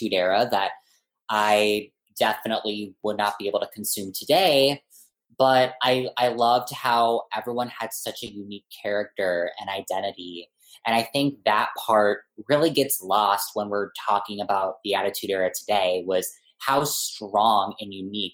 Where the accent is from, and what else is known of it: eastern suburbs closer to St. Paul, Minnesota, United States; born or raised there